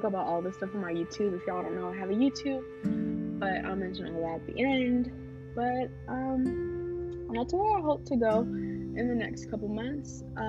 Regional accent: New York, United States; So I'm from New York, as I said, but I tend to catch my parents' Haitian accent, and then occasionally you'll hear my accent switch to a kind of Southern accent, to try and fit in.

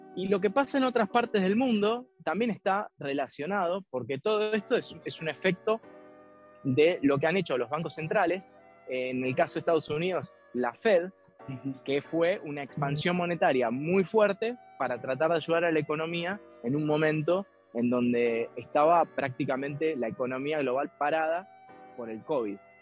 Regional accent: Argentina; había venido a estudiar a mi país, a la Argentina

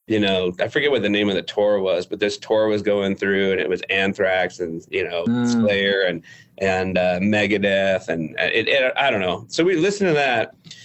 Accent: California, United States; my parents are from California. I'm from California.

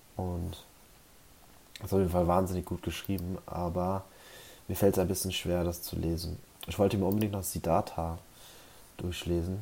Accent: Germany; ich bin ja hier auf dem Dorf aufgewachsen

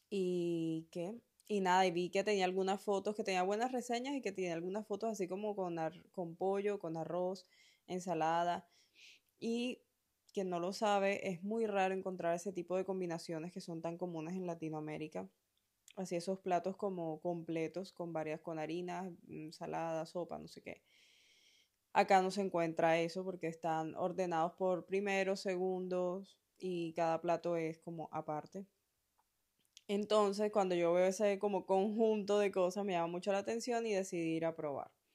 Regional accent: Colombia; moved away as an adult; also born or lived in Spain; mi primer viaje fuera de Colombia, que fue cuando me vine a España a hacer la maestría

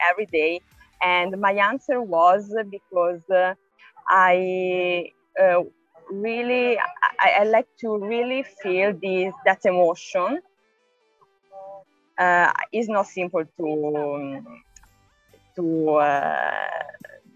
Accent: Lucca, Tuscany, Italy; I'm from Lucca, is a city near Florence in Tuscany, in Italy.

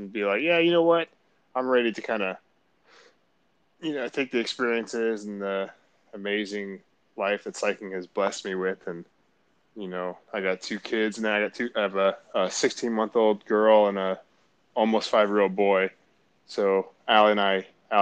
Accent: Marietta, Georgia, United States; I grew up in Marietta, Georgia, and we had good mountain bike trails right outside of my neighborhood where I grew up

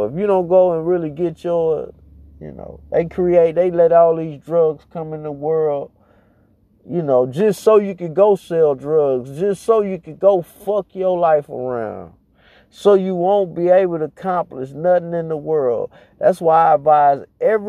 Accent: United States; I'm an American citizen.

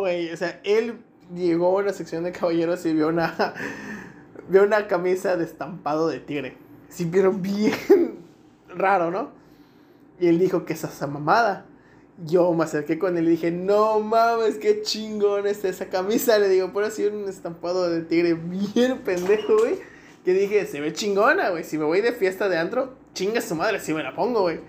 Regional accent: Mexico; como buen mexicano

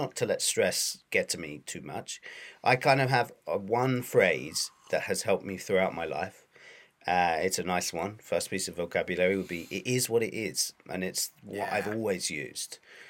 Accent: South East England, United Kingdom; moved away as an adult; now in Japan; I'm an English teacher from England, specifically the southeast of England, although I did live in the southwest as well. I now live in Japan, and I've been here for 7 years.

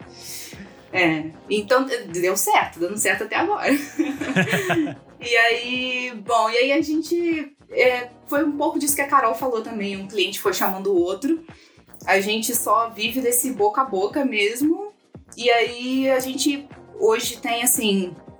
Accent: Minas Gerais, Brazil; moved away as an adult; also born or lived in Petrópolis, Rio de Janeiro; Eu sou de Minas, mas aí eu vim morar em Petrópolis, que é a região serrana do Rio, para poder estudar jornalismo.

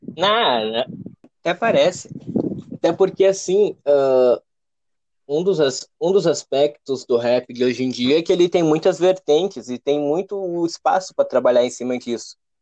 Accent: Alvorada, Rio Grande do Sul, Brazil; Alvorada do Rio Grande do Sul, a parte ali de grande é, região metropolitana de Porto Alegre.

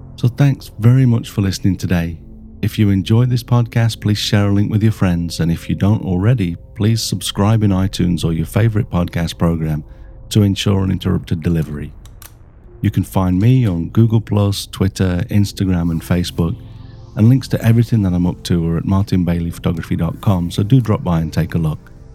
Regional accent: Melbourne, Victoria, Australia; from uh, Melbourne, Australia

